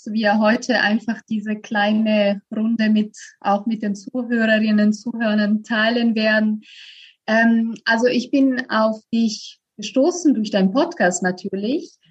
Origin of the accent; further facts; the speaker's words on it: Italy; now in Berlin, Germany; ich komme ursprünglich aus Italien. Also ich lebe seit zehn Jahren in Berlin.